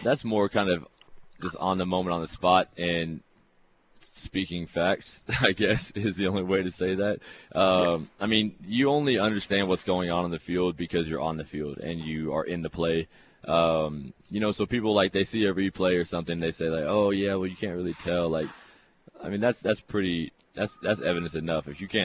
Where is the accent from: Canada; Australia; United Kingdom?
Canada; especially being Canadian, it's our Canadian ratio gets moved around so often